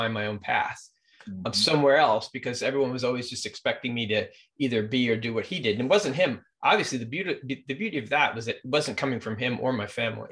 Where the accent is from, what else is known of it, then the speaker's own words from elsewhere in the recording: Millburn, New Jersey, United States; also born or lived in Jackson Heights, Queens, New York; Jackson Heights, Queens, I think a big changing point in my life was when my parents decided, at the time of I was about 5 years old, we moved to the suburbs. We moved to a town called Milburn Short Hills, New Jersey